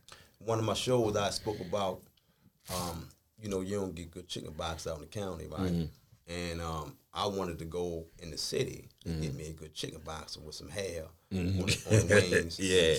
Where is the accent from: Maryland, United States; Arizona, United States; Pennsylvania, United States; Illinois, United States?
Maryland, United States; Baltimore; I'm from West Baltimore. I've been to 1,000 places, but mainly from West Baltimore.